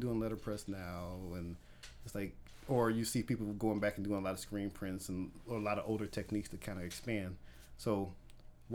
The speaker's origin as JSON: {"language": "English", "town": "Gary", "region": "Indiana", "country": "United States", "tie": "born or raised there", "moved": "as an adult", "said": "I'm from Gary, Indiana, born and raised in Gary, Indiana, stayed there for probably about 26 years of my life until I got married"}